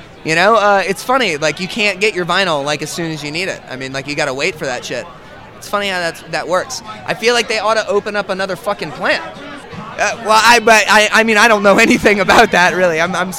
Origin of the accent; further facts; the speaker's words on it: New Orleans, Louisiana, United States; We're from New Orleans, Louisiana. Wonderful, wonderful, wonderful place.